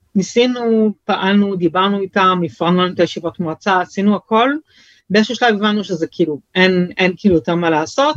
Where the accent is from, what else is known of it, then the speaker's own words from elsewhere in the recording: Jerusalem, Jerusalem District, Israel; also born or lived in France / Bnei Brak; התמקמנו במקור בגילו, בירושלים